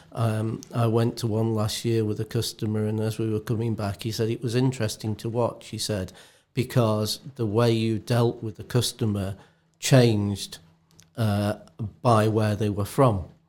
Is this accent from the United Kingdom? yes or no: yes; England, United Kingdom; being English as we are